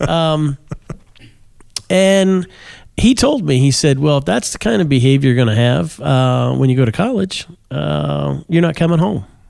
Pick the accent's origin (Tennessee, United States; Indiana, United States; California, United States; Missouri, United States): Indiana, United States; Kokomo; I grew up in, uh, Kokomo, Indiana